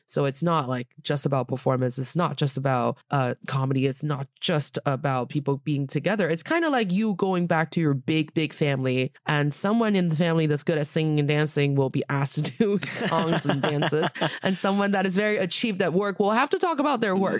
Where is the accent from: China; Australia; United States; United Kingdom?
China; Northeast China; moved away; my hometown in the northeast part of China